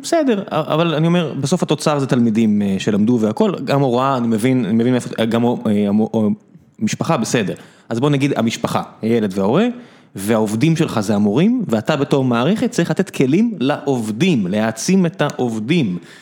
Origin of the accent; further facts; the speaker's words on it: Beersheba, Southern District, Israel; moved away as an adult; now in Tel Aviv, Israel; אני גדלתי ב... לא יודע, באר שבע, שנות ה-80-90